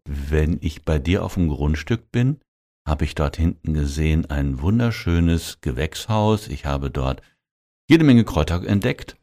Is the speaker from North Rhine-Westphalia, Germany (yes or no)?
yes; North Rhine-Westphalia, Germany; als Westfale